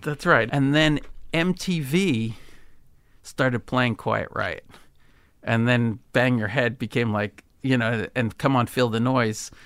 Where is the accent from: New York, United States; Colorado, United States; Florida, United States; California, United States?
California, United States; Berkeley; I grew up in Berkeley